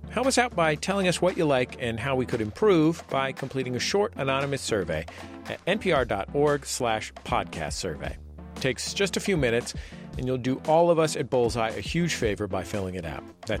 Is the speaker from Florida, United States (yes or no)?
no; San Francisco, California, United States; I was born and raised in California